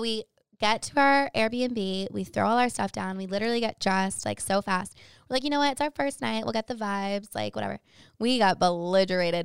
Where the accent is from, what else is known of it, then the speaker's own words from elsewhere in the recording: Boston, Massachusetts, United States; I'm from Boston